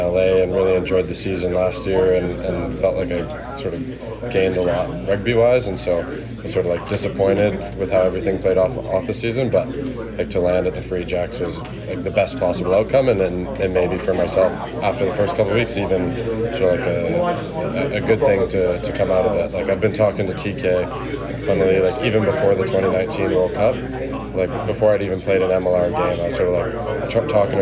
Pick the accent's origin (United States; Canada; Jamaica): Canada; Calgary, Alberta; moved away; I'm from Calgary, so that's sort of western Canada, right along the Rockies.